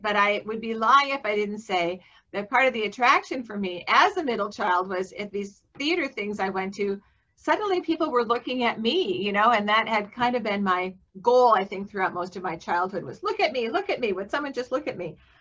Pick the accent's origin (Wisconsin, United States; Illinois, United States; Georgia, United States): Wisconsin, United States; Milwaukee; moved away as an adult; also born or lived in Austin, Texas; now in Iowa, United States; I grew up in uh, Wisconsin. I grew up in Milwaukee.